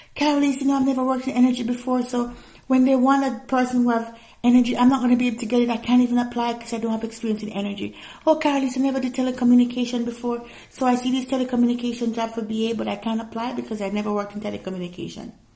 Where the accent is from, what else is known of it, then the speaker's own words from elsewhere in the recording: Jamaica; I'm Jamaican, so I gotta put some of that patwa in there